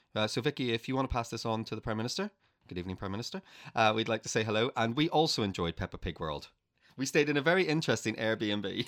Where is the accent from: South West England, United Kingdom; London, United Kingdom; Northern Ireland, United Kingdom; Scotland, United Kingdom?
Northern Ireland, United Kingdom; moved away as an adult; I grew up in Northern Ireland